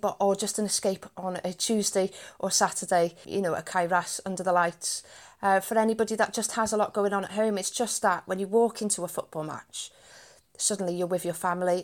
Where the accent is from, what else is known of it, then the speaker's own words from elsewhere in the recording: Wales, United Kingdom; also born or lived in Ireland; being Irish myself as well, as Welsh